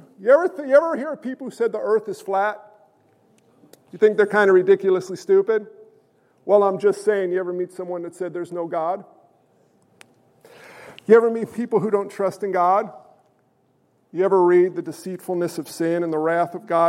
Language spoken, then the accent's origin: English; New York, United States; I'm a New Yorker